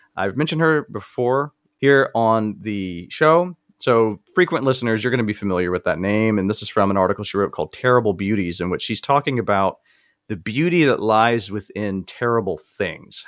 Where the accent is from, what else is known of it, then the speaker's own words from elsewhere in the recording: the South, United States; I grew up in the South